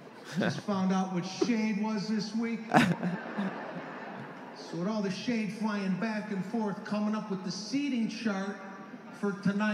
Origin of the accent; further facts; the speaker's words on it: Los Angeles, California, United States; I've been here for a week in New Jersey. I'm from Los Angeles.